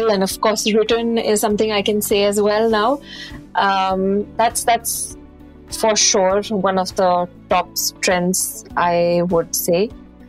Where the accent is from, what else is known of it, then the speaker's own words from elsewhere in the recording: Chandigarh, India; moved away as an adult; also born or lived in United Kingdom; I'm from Chandigarh, born and brought up over there